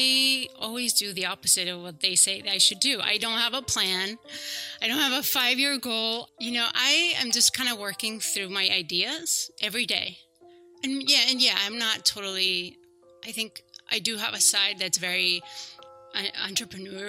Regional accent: Basque Country, Spain; moved away as an adult; I grew up in the Basque Country. I lived there until I was 24.

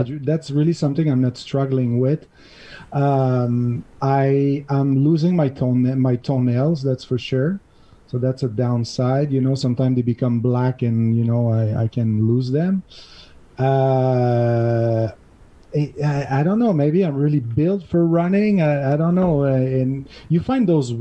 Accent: Montreal, Quebec, Canada; now in Catalonia, Spain; I'm from Montreal originally. This is where my $2 accent is coming from

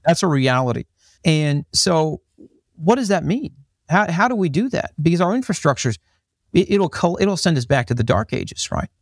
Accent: Dublin, Ohio, United States; accent: American with slight Australian twang; moved away; I grew up in the United States, grew up in, in a little town called Dublin, Ohio, in, uh, in the United States.

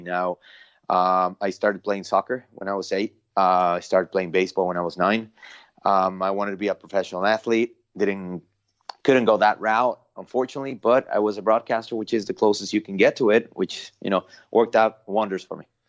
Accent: Mexico City, Mexico; also born or lived in Long Beach, California; now in United States; born and raised in Mexico City

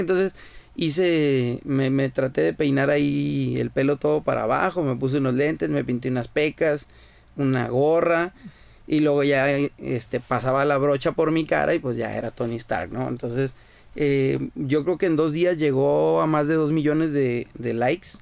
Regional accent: Caborca, Sonora, Mexico; now in Ensenada, Mexico; soy nacido en Sonora, en la ciudad de Caborca, Sonora. Actualmente radico en Ensenada, California.

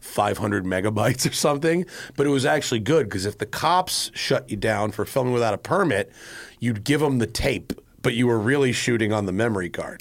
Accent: Greenwich, Connecticut, United States; I'm from Greenwich, Connecticut

